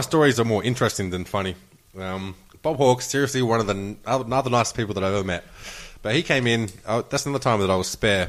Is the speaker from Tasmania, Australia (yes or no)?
no; Broken Hill, New South Wales, Australia; I'm from Broken Hill. That's a good Labour town